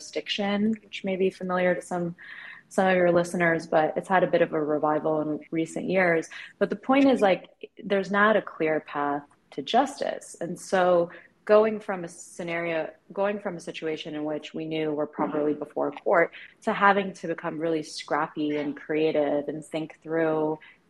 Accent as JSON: {"language": "English", "country": "United States", "tie": "born or raised there", "accent": "slight Valley girl twang", "said": "I'm just by some quirk was born here"}